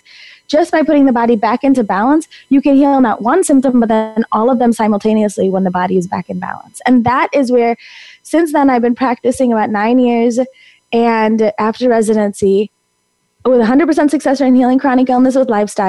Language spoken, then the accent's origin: English; Naperville, Illinois, United States; I was born and raised in Naperville, Illinois